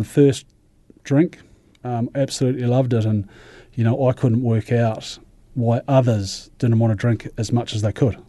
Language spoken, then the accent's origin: English; Ashburton, Canterbury, New Zealand; I come from Ashburton originally, actually, and born in Ashburton